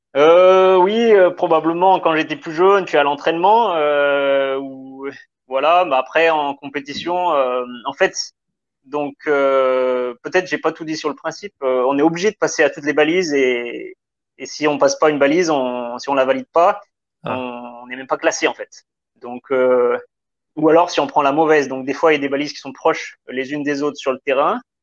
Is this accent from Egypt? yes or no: no; south of the Loire, Pilat massif, Auvergne-Rhône-Alpes, France; je suis originaire donc du sud de la Loire, donc de la campagne, on va dire, parce que donc mon père il est éleveur de vaches laitières, donc vraiment à la campagne, dans une dans un massif qui s'appelle le, le, Pila